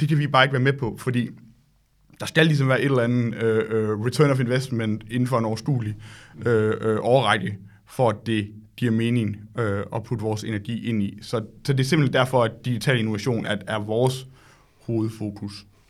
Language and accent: Danish; Solbjerg, Central Denmark Region, Denmark; moved away as an adult; also born or lived in Silicon Valley, California; jeg kommer oprindeligt fra Solbjerg, lidt uden for Aarhus